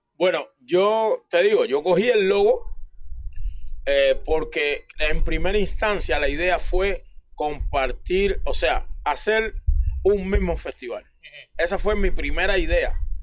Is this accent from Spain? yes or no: no; Cuba; moved away as an adult; now in Toronto, Canada; nosotros como cubanos tenemos, tenemos mucho